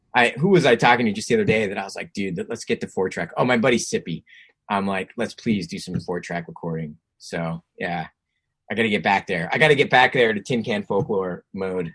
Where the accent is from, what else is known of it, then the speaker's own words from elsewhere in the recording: New Jersey, United States; moved away; also born or lived in California; growing up in Jersey